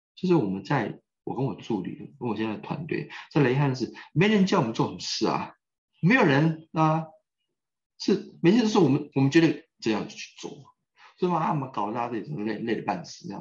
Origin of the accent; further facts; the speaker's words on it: Taiwan; 我来自于台湾